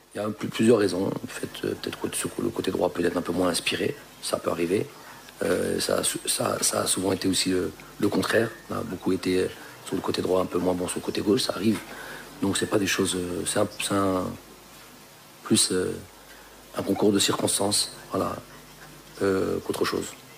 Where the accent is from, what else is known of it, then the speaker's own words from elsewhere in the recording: Lyon, Auvergne-Rhône-Alpes, France; je suis de Lyon, je suis de Lyon